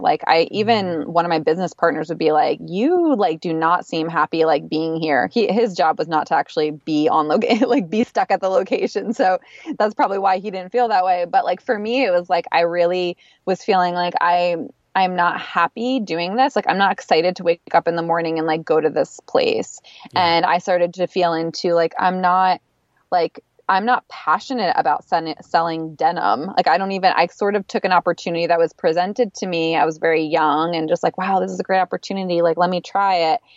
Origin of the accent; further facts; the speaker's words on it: East Coast, United States; moved away as an adult; also born or lived in Philadelphia; now in Los Angeles, United States; I'm from the East Coast